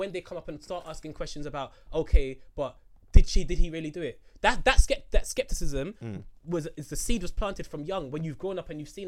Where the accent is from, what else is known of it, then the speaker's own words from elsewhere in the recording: London, United Kingdom; I grew up in Tottenham